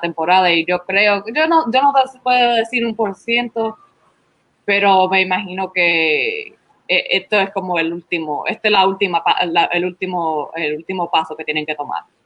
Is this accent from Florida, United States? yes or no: yes; Florida, United States; first language Spanish; also born or lived in Puerto Rico; me, me, me, mudé, nos mudamos para la Florida después que mi hermana nació, así que como a los dos años y medio, a los tres años